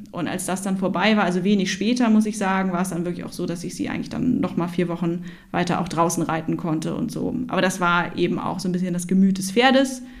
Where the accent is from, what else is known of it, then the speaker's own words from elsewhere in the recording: Hamburg, Germany; also born or lived in Oldenburg; wir sind echte Hamburger Derns